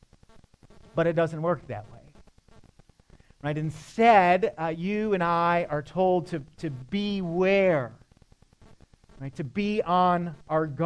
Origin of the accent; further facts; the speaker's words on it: Michigan, United States; I'm from Michigan